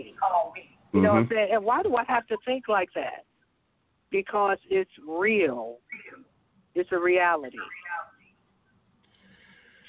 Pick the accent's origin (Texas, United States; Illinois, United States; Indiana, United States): Illinois, United States; Chicago; we were growing up in Chicago, and I lived, like, on 59th and Michigan